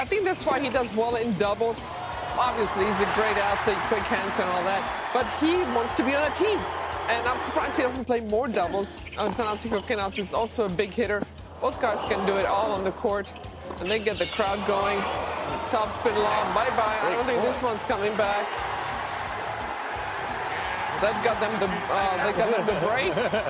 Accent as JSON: {"language": "English", "town": "Seattle", "region": "Washington", "country": "United States", "said": "I'm from Seattle."}